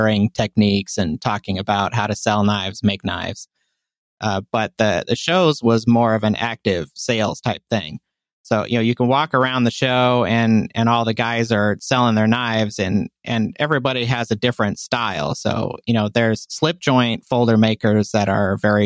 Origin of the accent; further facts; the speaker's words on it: Panaca, Nevada, United States; also born or lived in Las Vegas, Nevada; I was born in Las Vegas, Nevada. Lived there until I was 8. And then we moved to Panaca, Nevada, which is about 160 miles north.